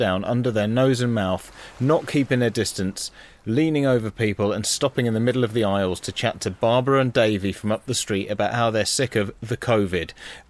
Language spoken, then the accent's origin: English; West Midlands, United Kingdom; I can say that because I'm from the West Midlands.